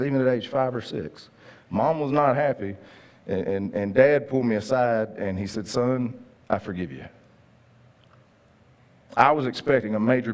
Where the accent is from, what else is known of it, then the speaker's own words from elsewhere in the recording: Linden, Texas, United States; When I was a kid, growing up in Cass County, Texas, amen, my dad, we lived in Linden